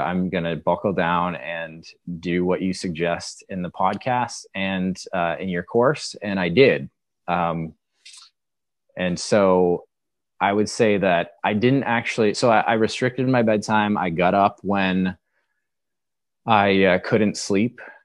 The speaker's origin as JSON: {"language": "English", "region": "Maine", "country": "United States", "said": "I, I'm from the Northeast. I'm from Maine."}